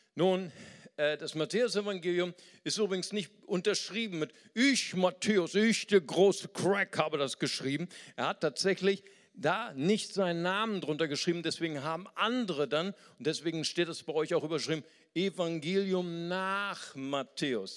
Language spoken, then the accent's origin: German; Germany; als richtiger Deutscher